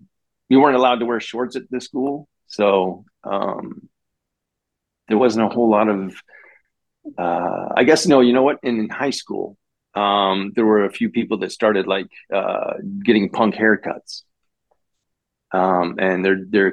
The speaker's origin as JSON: {"language": "English", "region": "Florida", "country": "United States", "said": "I'm from California. Northwest Florida."}